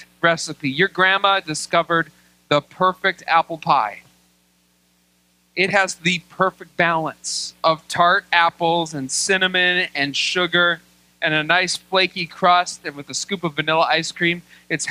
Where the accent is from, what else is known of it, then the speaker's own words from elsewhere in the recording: United States; I love being an American.